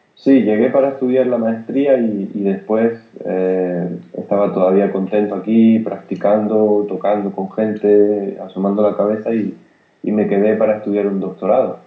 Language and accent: Spanish; Granada, Andalusia, Spain; Yo soy de Granada y en, en, casa convivía con el, jazz que escuchaba mi padre